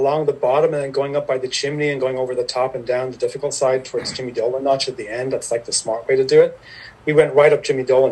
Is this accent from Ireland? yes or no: yes; Ireland; moved away as an adult; also born or lived in New York City; now in Catskills, United States; I grew up in Ireland. I'm Irish, so I grew up in Ireland until about, I was born in 1970. I grew up there. I stayed there until I was in 1996.